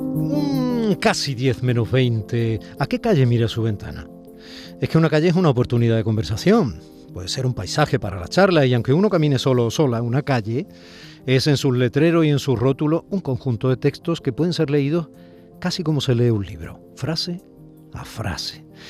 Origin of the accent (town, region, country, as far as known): Málaga, Andalusia, Spain